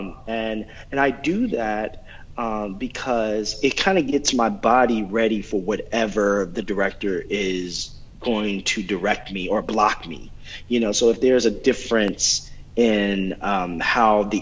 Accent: Oklahoma, United States; I'm from Oklahoma

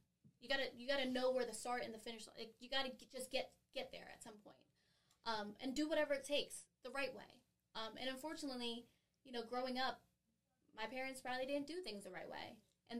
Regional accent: Long Beach, California, United States; also born or lived in San Bernardino, United States / Massachusetts, United States / Philadelphia, United States; I was born in San Bernardino, California. Grew up in Long Beach

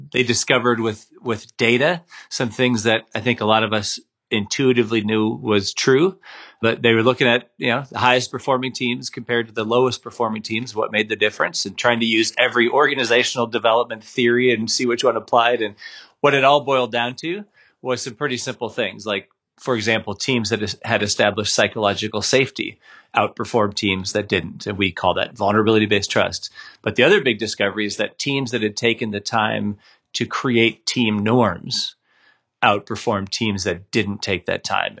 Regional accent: Minnesota, United States; I grew up in the Midwest. I grew up in Minnesota

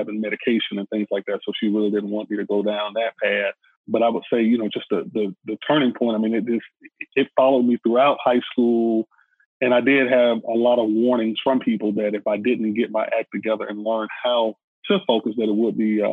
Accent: Atlanta, Georgia, United States; being born and raised in Atlanta, which is the home of the civil rights movement

